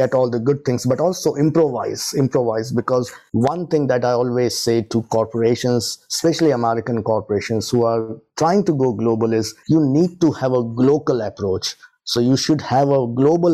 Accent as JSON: {"language": "English", "country": "India", "tie": "born or raised there", "moved": "as an adult", "lives_now": "Leicester, United Kingdom", "said": "I'm originally born and brought up in India and came to UK as a student in 2002"}